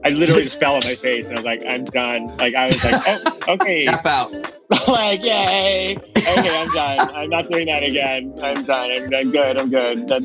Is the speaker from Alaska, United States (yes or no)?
no; Los Angeles, California, United States; born there; Yes, yes. I was born in Hollywood, actually at Hollywood Presbyterian. Um, moved around quite a bit and um, eventually came back to go to school at USC.